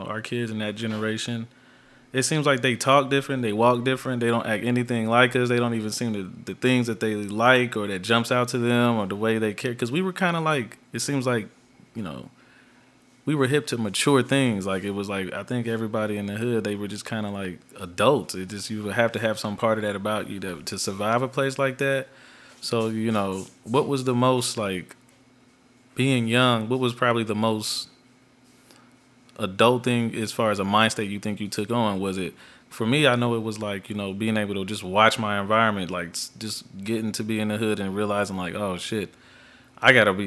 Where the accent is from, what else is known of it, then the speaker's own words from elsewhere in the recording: Dayton, Ohio, United States; We're from Dayton, Ohio. We were inner city.